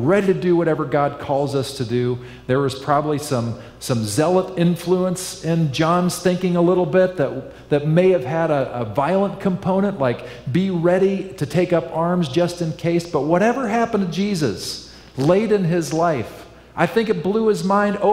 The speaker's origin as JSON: {"language": "English", "region": "Kansas", "country": "United States", "tie": "born or raised there", "moved": "yes", "lives_now": "Northern California, United States", "said": "I grew up in Kansas"}